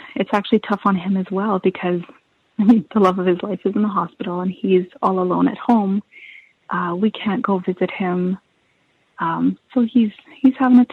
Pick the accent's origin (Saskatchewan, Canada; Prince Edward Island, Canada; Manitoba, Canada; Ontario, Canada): Manitoba, Canada; Steinbach; growing up in Steinbach.